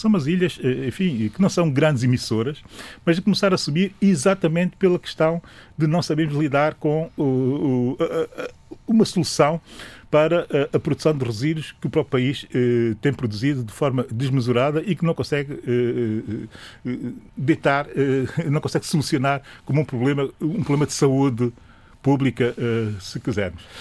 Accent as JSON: {"language": "Portuguese", "country": "São Tomé & Príncipe", "said": "sou São Tomense"}